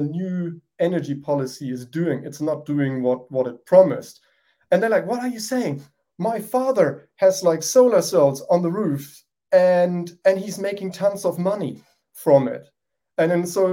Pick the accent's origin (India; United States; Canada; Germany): Germany; born or raised there